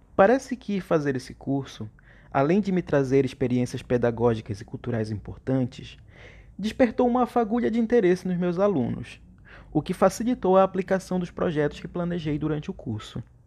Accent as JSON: {"language": "Portuguese", "town": "Cametá", "region": "Pará", "country": "Brazil", "tie": "born or raised there", "said": "sou de Cametá, uma bela cidade no interior do Pará, situada à margem, às margens do rio Tocantins. Foi em Cametá que sempre vivi"}